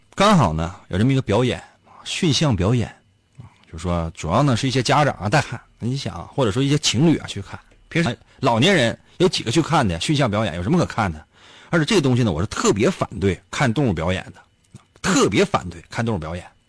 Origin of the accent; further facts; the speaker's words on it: Northeast China, China; 在咱们东北